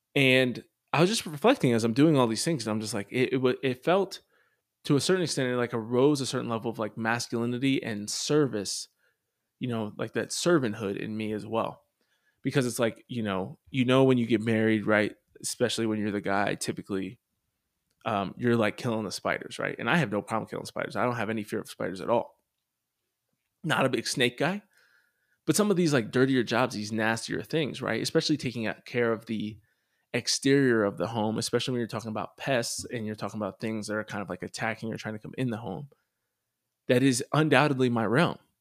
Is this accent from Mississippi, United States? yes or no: no; Pennsylvania, United States; I grew up in Pennsylvania and going to Catholic schools